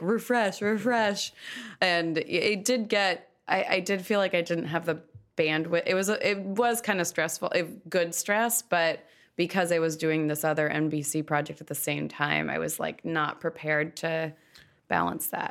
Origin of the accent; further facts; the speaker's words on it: Malibu, California, United States; also born or lived in Los Angeles; I am from Los Angeles. I grew up in Malibu